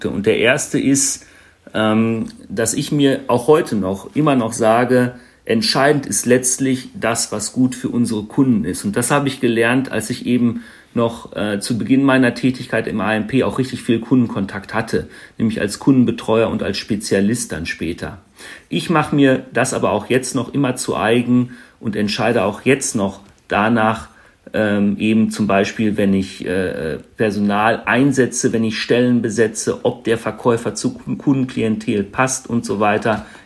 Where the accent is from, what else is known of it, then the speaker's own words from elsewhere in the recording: North Rhine-Westphalia, Germany; born there; ich bin 46 Jahre alt, gebürtiger Ostwestfale und nunmehr seit fast 14 Jahren Wahlrheinländer.